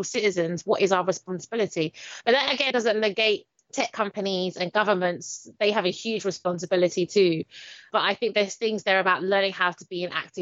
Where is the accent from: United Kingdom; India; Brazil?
United Kingdom; London; I'm from Stratford, Newham